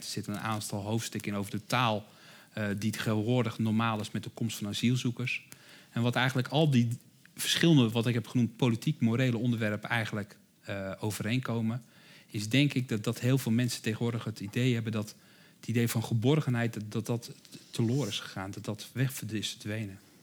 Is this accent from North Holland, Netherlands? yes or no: no; Rotterdam, South Holland, Netherlands; ik hoor het misschien aan mijn accent, ik kom zelf uit Rotterdam